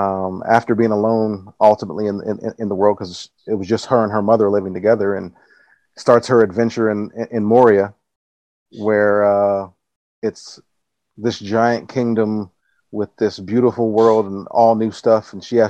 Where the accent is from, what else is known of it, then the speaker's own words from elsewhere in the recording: Los Angeles, California, United States; now in Nassau, Bahamas; I am currently living in Nassau, the Bahamas. I'm originally from Los Angeles, California. Moved here in 2015.